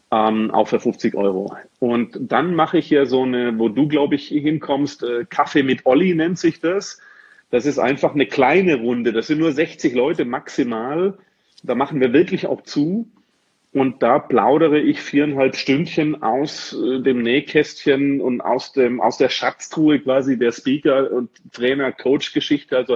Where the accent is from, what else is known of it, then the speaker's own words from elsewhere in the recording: Dortmund, North Rhine-Westphalia, Germany; direkt Anfang Oktober in Dortmund, hier bei mir in meiner Heimatstadt Dortmund.